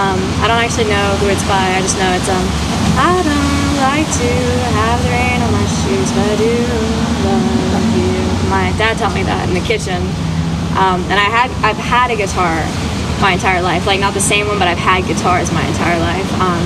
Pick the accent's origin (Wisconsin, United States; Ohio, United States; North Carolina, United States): North Carolina, United States; Shelby; I am from Shelby, North Carolina.